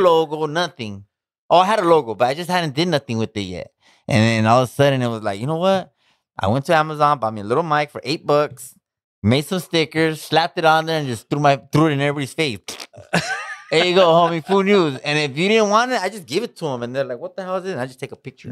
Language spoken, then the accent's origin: English; Pomona, California, United States; I'm from Pomona.